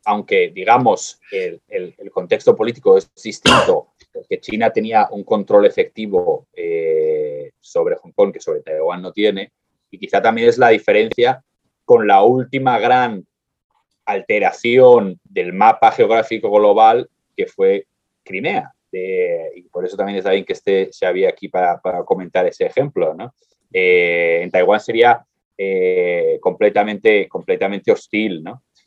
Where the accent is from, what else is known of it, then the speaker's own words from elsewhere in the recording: Spain; soy español